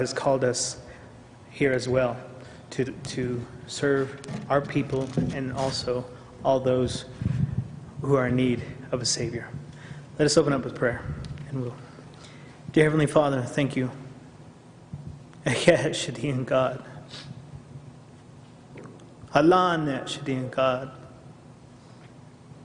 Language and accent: English; United States; I grew up on the Navajo Reservation